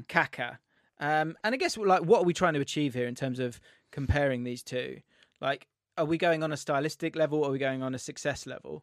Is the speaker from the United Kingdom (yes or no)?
yes; England, United Kingdom; I'm English